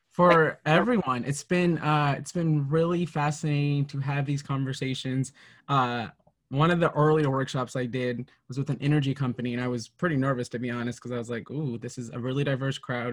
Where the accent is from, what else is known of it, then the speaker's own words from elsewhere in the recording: Minnesota, United States; growing up in Minnesota